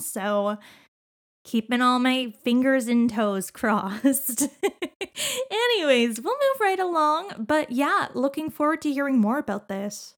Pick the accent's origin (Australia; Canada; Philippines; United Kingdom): Canada; we're Canadian